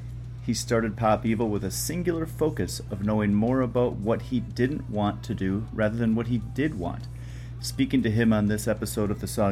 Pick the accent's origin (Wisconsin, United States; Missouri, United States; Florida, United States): Wisconsin, United States; I'm actually from Wisconsin originally.